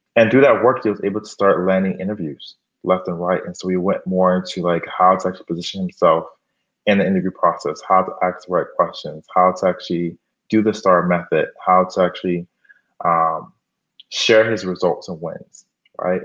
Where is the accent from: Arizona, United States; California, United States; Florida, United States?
Florida, United States; Miami; moved away as an adult; also born or lived in Gainesville, Florida / Harlem, New York City; now in New York City, United States; I'm actually from Miami, Florida